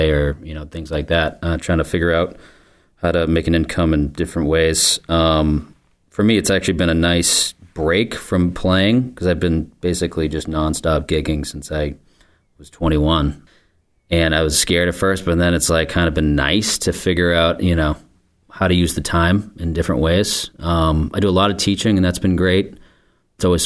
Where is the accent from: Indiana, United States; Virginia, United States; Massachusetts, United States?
Massachusetts, United States; Scituate; also born or lived in Portland, Maine; now in Marshfield, United States; I grew up in Scituate, and I live here in Marshfield